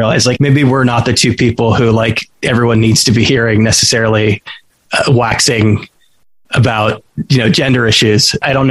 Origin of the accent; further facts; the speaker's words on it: Fremont, California, United States; now in New York, United States; Growing up in Fremont